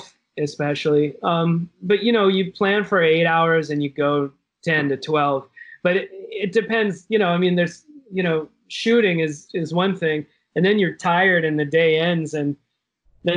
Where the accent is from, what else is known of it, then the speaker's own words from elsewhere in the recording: Wilmington, North Carolina, United States; moved away; where I grew up in Wilmington, North Carolina